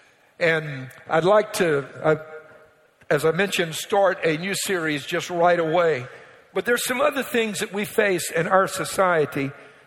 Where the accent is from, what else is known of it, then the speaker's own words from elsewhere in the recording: Cajun, Louisiana, United States; Being a Cajun, I've got Cajun culture